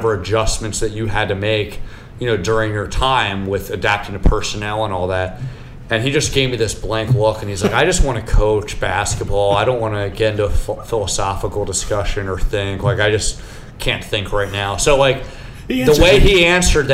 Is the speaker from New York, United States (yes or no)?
no; Pennsylvania, United States; I grew up in Pennsylvania